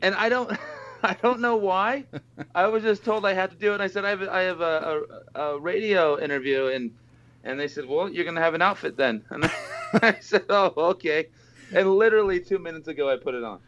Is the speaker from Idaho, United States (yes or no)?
yes; Boise, Idaho, United States; moved away as an adult; now in Las Vegas, United States; me and Dave, the bassist, we met when we were in uh, junior high in Boise, Idaho